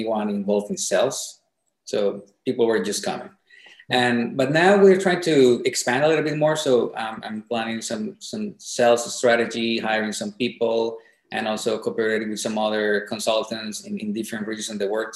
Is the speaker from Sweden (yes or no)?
no; Colombia; moved away as an adult; now in Shenzhen, China; I'm from Colombia